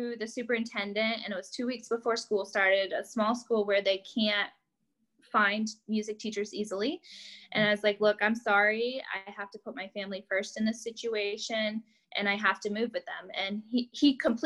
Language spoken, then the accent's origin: English; upstate New York, United States; moved away as an adult; also born or lived in Kansas; I'm from New York. Like, I just moved here from New York